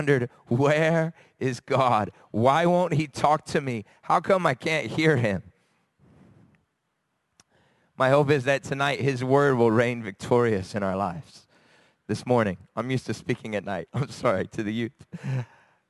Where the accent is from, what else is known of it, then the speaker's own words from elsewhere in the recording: United States; moved away; I'm from America